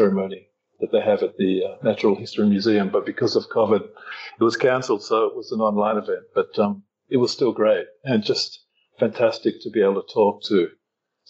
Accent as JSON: {"language": "English", "country": "Australia", "moved": "yes", "lives_now": "Thailand", "said": "I'm from Australia. I'm currently in Thailand"}